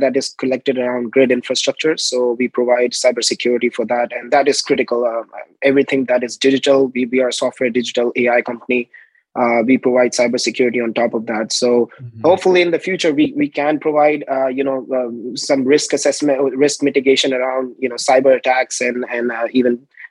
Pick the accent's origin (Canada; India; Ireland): India; New Delhi, Delhi; moved away as an adult; now in United States; I'm originally from India, New Delhi, India